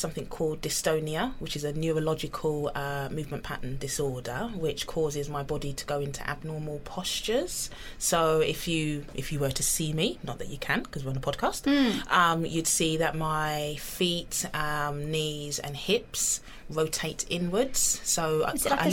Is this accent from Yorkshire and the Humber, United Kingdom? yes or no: no; London, United Kingdom; I grew up in North London, in Tottenham, and I'm still there.